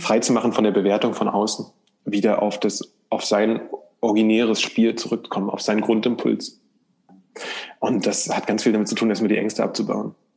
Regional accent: East Germany, Germany; ich komme aus der ostdeutschen Provinz, ähm, aus dem sogenannten Plattenbau-Satellitenstadt

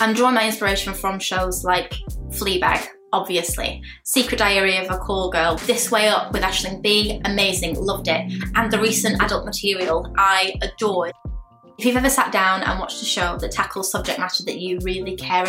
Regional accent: Lancashire, North West England, United Kingdom; now in Kent, United Kingdom; I'm a queer sex worker, and I'm originally from Lancashire, but I now live in the glorious Kent.

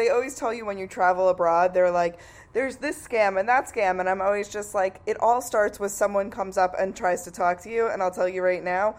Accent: New York, United States; I'm from New York

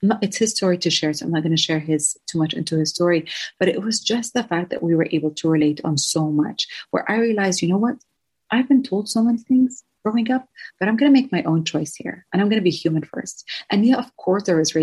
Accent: Jordan; also born or lived in San Francisco; I am from Jordan, to clarify that to a lot of people, originally Palestinian

